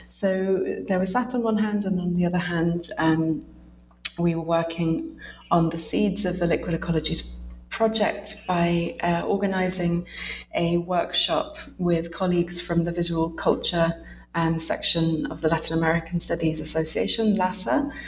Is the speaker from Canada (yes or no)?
no; United Kingdom; now in Essex, United Kingdom; I'm a British researcher based in Essex, which is a university just north of London